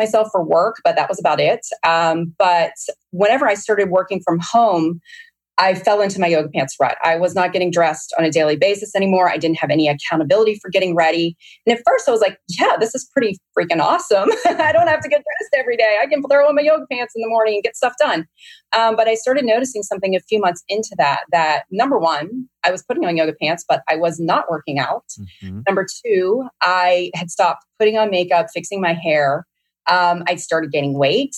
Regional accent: Hopewell, Pennsylvania, United States; now in Dallas, United States; Hopewell, Pennsylvania, population 230

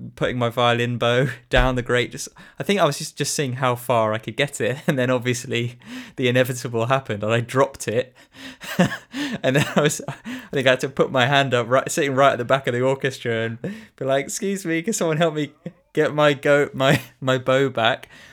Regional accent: Shrewsbury, West Midlands, United Kingdom; I was born in Shrewsbury and I, I grew up here and I've always lived here

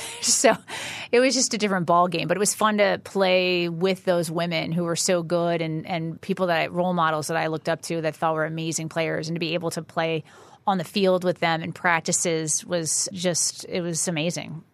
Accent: Chatham, New Jersey, United States; I'm from North Jersey, Chatham, New Jersey

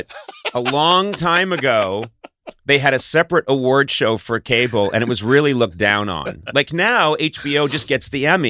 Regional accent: Boston, Massachusetts, United States; I'm 22. I'm from Boston by way of Ireland and Lebanon, and I'm excited.

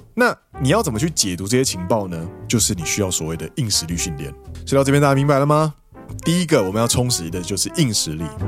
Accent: Taiwan; moved away as an adult; now in Japan; 我们都是台湾人在日本先学日文之后再过来上班

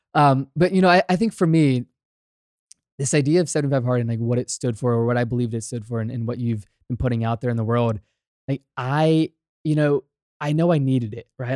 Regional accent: Virginia, United States; I'm born and raised in Virginia, grew up in a small town

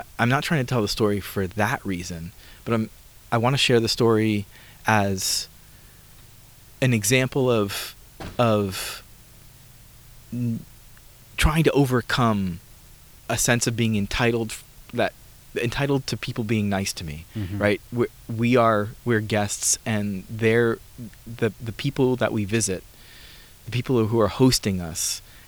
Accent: New York City, New York, United States; I grew up in New York City, and I live half the time in New York City these days

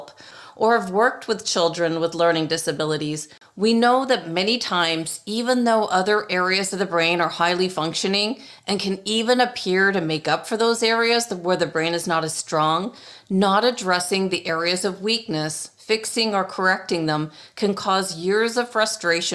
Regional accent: Toronto, Ontario, Canada; now in Arizona, United States; Toronto, where I grew up and went to school

